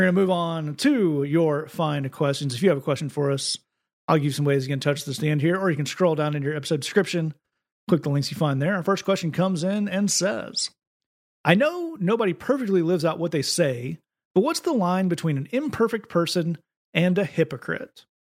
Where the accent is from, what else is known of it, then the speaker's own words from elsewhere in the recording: United States; as an American